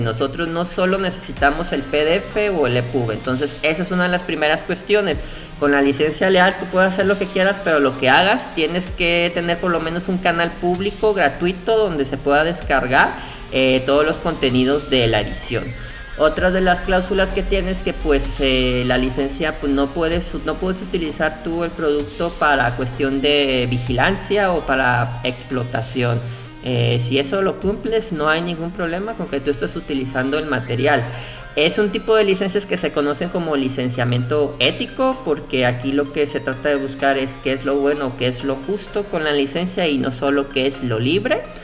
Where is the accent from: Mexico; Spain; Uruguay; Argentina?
Mexico; Colima; nosotros tenemos un fuerte problema acá en rancho, somos de Colima.